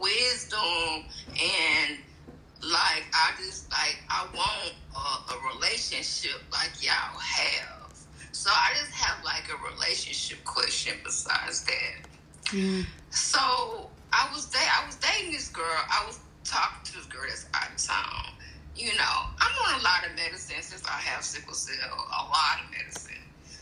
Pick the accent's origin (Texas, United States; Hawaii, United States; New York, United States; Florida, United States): Texas, United States; Houston; Okay, I just wanted to say, I'm from Houston, and I love y'all.